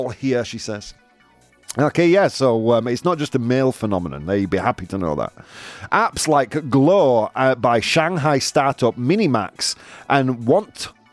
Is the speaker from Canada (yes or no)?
no; United Kingdom; I'm British.